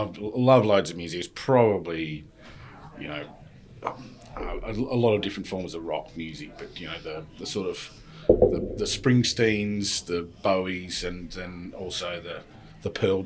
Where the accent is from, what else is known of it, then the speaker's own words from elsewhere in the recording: Tasmania, Australia; moved away as an adult; also born or lived in London, United Kingdom / Cheshire, United Kingdom / Sunderland, United Kingdom; I'd say I'm Tasmanian. So spent my life growing up in Tassie, but I was actually born out of circumstance in London. But at a very, very young age, moved to Tassie and grew up there.